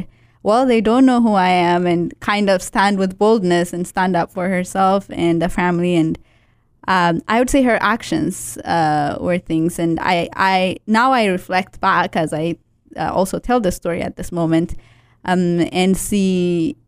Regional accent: Ethiopia; moved away; Growing up in Ethiopia

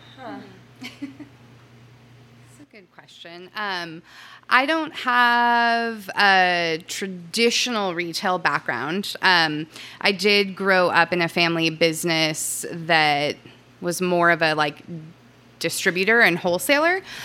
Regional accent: Southern California, United States; moved away as an adult; also born or lived in Santa Cruz; I moved from Southern California to Santa Cruz to go to school. Um, and for me, I call myself a SoCal survivor

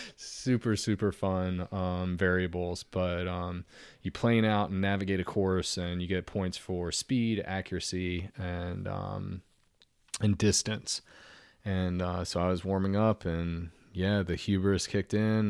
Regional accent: Norfolk, Virginia, United States; the house that I grew up in Norfolk, ninety-six thirty Hammond Parkway

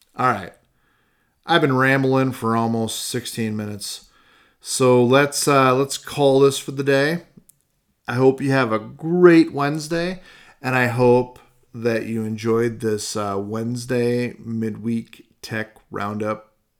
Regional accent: Iowa, United States; growing up in Iowa, I mean, we haul wagons behind our trucks

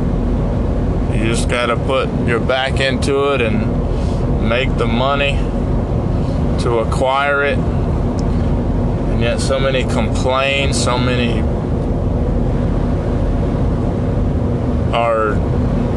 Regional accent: United States; I was born in the United States

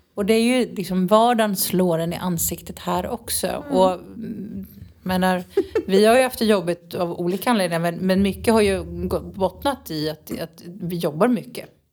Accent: Sweden; moved away as an adult; now in Nerja, Spain; hemma i Sverige

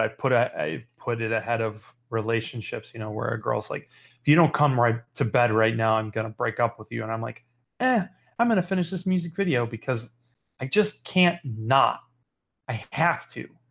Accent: Chicago, Illinois, United States; I'm from Chicago, Illinois

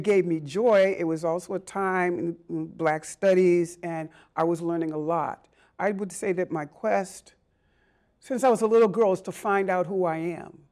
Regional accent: Boston, Massachusetts, United States; growing up in Boston, I mean, I, all right, I'm a South Ender by birth

